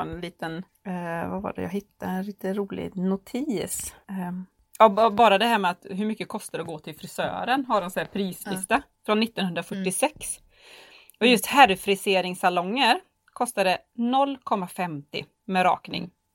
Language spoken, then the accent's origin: Swedish; Borås, Västra Götaland, Sweden; jag är från Borås